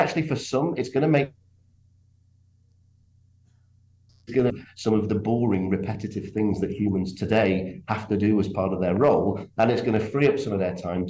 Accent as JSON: {"language": "English", "region": "England", "country": "United Kingdom"}